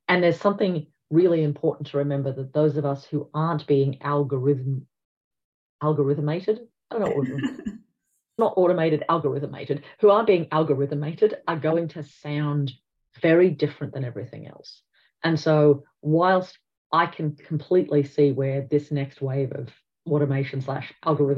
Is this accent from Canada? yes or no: no; Australia; in Australia, we are going through a multi-generational shift